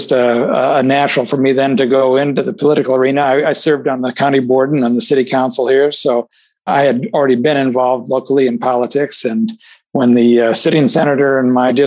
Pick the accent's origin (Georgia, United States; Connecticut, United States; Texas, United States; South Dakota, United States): South Dakota, United States; also born or lived in Ohio / California; now in Illinois, United States; I grew up in South Dakota, actually. I'm not native from Illinois.